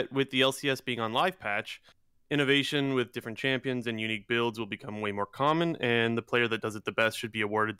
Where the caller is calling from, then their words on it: Ontario, Canada; Ontario, Canada.